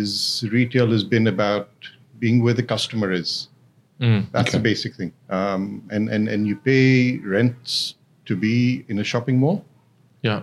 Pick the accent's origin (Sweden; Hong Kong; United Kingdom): Hong Kong; now in Dubai, United Arab Emirates; I grew up in Hong Kong